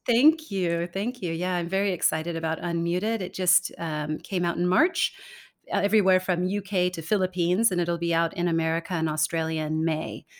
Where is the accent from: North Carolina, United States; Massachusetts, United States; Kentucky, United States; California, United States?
California, United States; moved away as an adult; also born or lived in Denmark; now in Singapore; I was born and raised in California